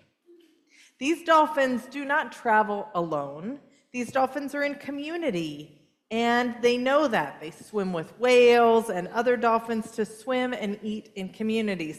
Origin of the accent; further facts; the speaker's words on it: California, United States; moved away; also born or lived in San Francisco Bay Area; I grew up in California. I was raised in Southern California and the Bay Area, both of them